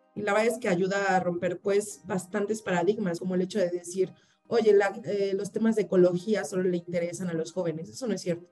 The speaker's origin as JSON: {"language": "Spanish", "country": "Mexico", "said": "como también mexicanos y latinoamericanos"}